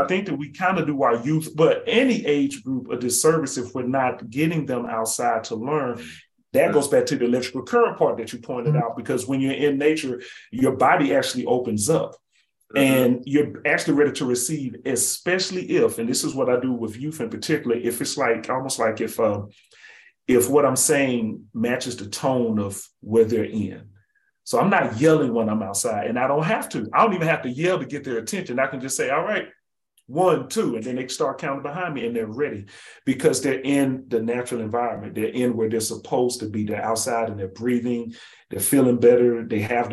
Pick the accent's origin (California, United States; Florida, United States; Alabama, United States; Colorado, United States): Alabama, United States; Birmingham; also born or lived in New Haven, Connecticut; now in Raleigh, United States; I live here in I'm in Raleigh, North Carolina. I'm from Birmingham, Alabama